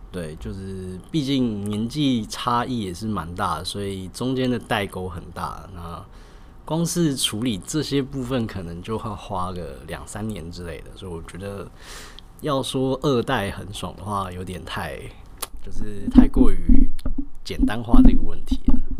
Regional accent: Zhongshan North Road, Taipei, Taiwan; 毕竟我是八十年代出生的，对。那我们鞋店其实一开始是开在中山北路一段，那大概好像是七十年的时候就开在那边了

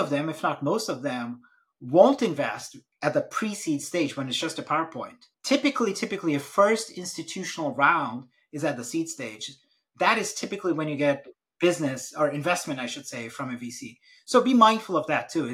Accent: Brazil; moved away; I'm actually born and raised in Brazil, and family's from a different part of India.

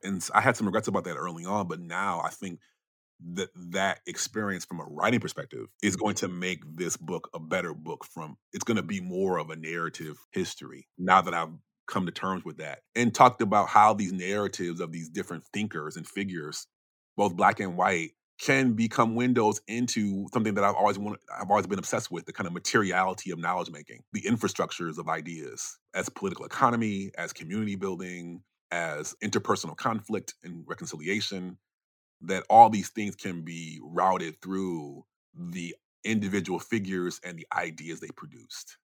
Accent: Chicago area, Illinois, United States; moved away as an adult; also born or lived in Brooklyn, New York; I'm not directly from Chicago, but it's the biggest city in it where I grew up

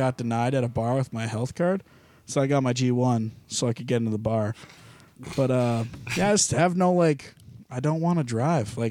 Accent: St. Thomas, Ontario, Canada; moved away as an adult; now in London, Canada; I grew up in St. Thomas

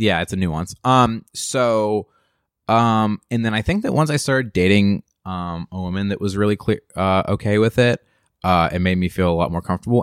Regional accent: Western Pennsylvania, United States; moved away as an adult; I come from Western P

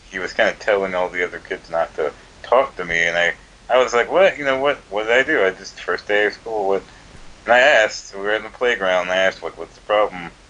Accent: Georgia, United States; also born or lived in Virginia; My dad was in the Air Force, and then afterwards, you know, we moved to Georgia. I was born in Virginia, but I moved here when I was pretty young.

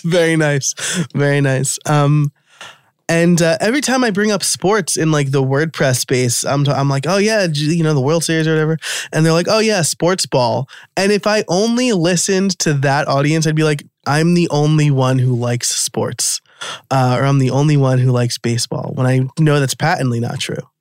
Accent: New York, United States; born and raised in New York

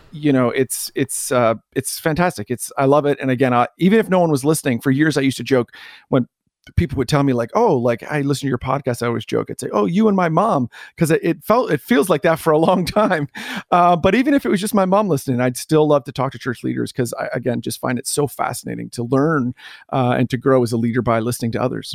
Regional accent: Canada; moved away as an adult; also born or lived in New Jersey, United States; I am Canadian

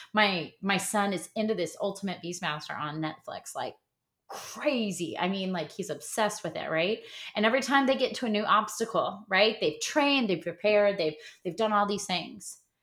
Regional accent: Midwest, United States; I'm from the Midwest

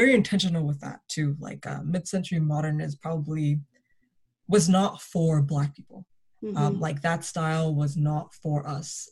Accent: Toronto, Ontario, Canada; Growing up in Toronto was very interesting.

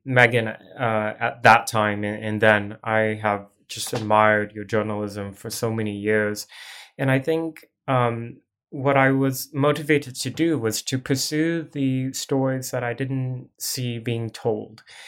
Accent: Portland, Oregon, United States; I grew up primarily in Portland

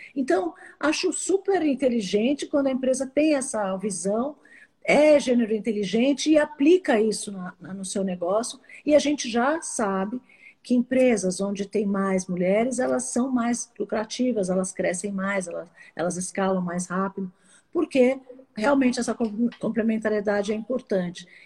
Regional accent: Brazil; eu sou brasileira

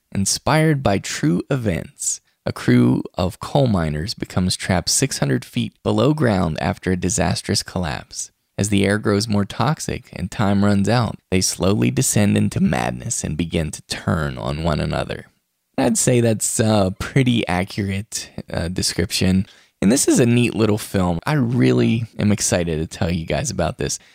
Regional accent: West Virginia, United States; now in Utah, United States; West Virginia, my home state

